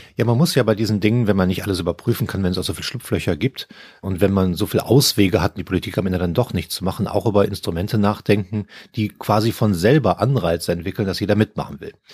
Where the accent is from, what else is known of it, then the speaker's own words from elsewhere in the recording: Cologne, North Rhine-Westphalia, Germany; moved away; also born or lived in Brazil; meiner Heimatstadt Köln